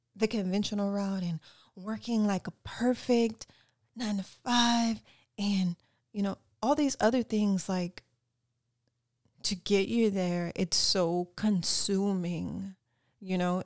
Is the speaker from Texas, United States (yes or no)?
no; Lafayette, Louisiana, United States; also born or lived in North Hollywood, Los Angeles; now in Los Angeles, United States; originally born and raised in Lafayette, Louisiana.